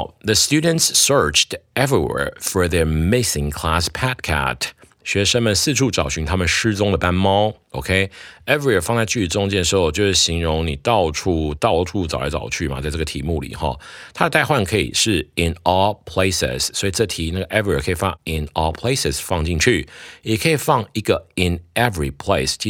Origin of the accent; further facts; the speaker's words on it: Taiwan; 我们台湾人讲把握当下就四个字了哈